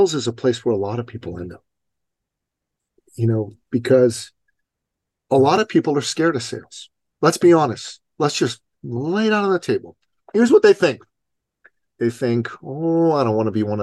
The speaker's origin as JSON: {"language": "English", "country": "Iran", "moved": "yes", "said": "I'm an immigrant from Iran"}